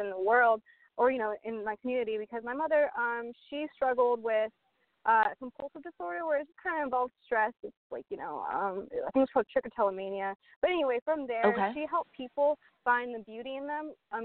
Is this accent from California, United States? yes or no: yes; Sacramento, California, United States; moved away; also born or lived in Columbia, South Carolina; I'm from Sacramento, California, but I was in Columbia for a good 8 years before finding the guys.